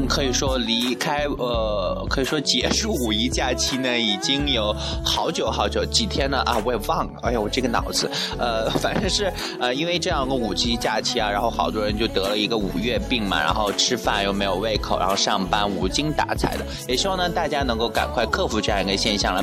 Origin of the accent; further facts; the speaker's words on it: northern China, China; moved away; 身为一个北方人